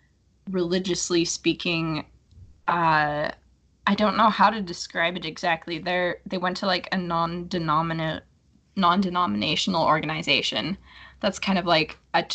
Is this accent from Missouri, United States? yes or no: no; California, United States; now in Spokane, United States; I'm originally from California